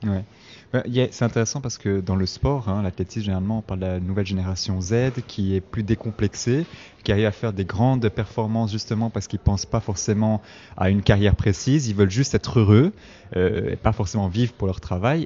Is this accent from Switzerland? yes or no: yes; Switzerland; also born or lived in south-east Italy; je suis italien, je suis né en Suisse, et puis chaque été, je retournais dans mon village en Italie, euh, dans, le sud-est de l'Italie